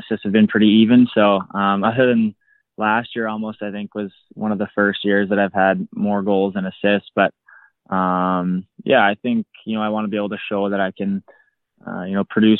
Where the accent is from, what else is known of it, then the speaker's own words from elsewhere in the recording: Prince Albert, Saskatchewan, Canada; also born or lived in Moose Jaw, Saskatchewan; I was born in Saskatoon and raised in Prince Albert